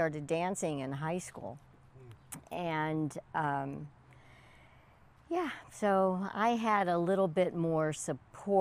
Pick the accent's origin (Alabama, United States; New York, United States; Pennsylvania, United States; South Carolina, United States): Pennsylvania, United States; Pittsburgh; I was born in Pittsburgh, Pennsylvania, and my mom would always take me to the playhouse.